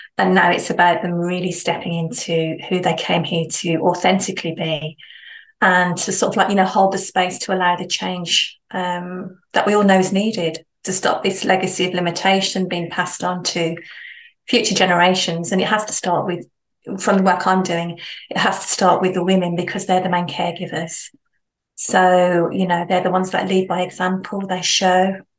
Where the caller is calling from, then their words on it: Solihull, West Midlands, United Kingdom; I'm based in the Midlands, so Solihull. It's not far from Stratford, Warwick, right in the centre of the UK.